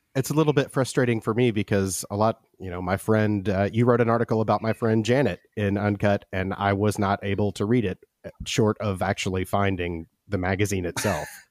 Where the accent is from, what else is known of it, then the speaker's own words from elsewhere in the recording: Memphis, Tennessee, United States; I grew up in Memphis in the eighties and early nineties